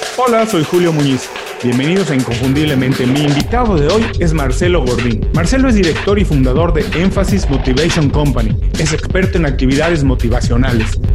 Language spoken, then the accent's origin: Spanish; Mexico; soy mexicano